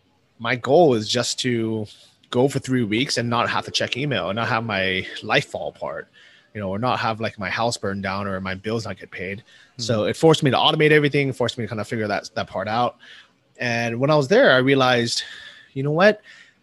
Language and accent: English; United States; moved away as an adult; leaving the US, or, you know, leaving my home country and moving to a cheap place like Thailand